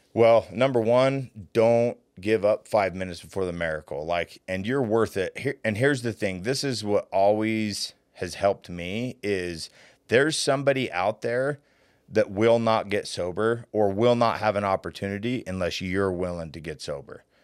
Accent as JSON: {"language": "English", "town": "Layton", "region": "Utah", "country": "United States", "tie": "born or raised there", "said": "I was a kid from Layton, Utah"}